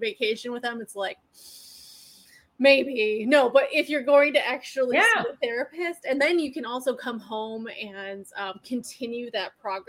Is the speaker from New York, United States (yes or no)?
yes; New York, United States; now in Seattle, United States; I'm from New York. I'm living in Seattle right now.